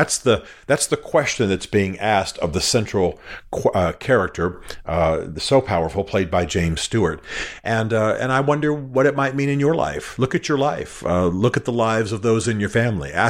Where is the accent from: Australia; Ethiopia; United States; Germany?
Germany; I I grew up in Germany. I grew up watching films that are subtitled.